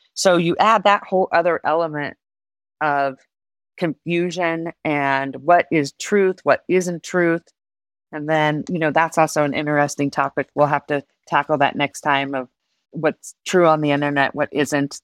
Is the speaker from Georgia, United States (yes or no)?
no; Reno, Nevada, United States; also born or lived in Colorado Springs; I was born and raised in, in my city, and it was predominantly gaming